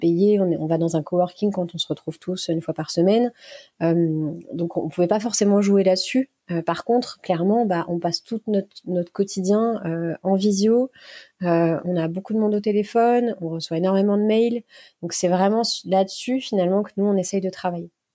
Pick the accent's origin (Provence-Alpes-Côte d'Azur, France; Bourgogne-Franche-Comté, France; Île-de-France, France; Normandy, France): Bourgogne-Franche-Comté, France; Burgundy; J'ai grandi en Bourgogne, une belle région bien brumeuse par saison